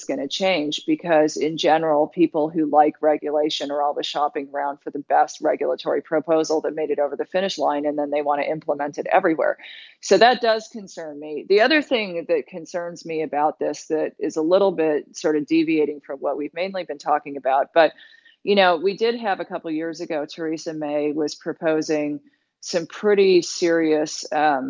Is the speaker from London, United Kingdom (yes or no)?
yes; London, United Kingdom; now in United States; as a British citizen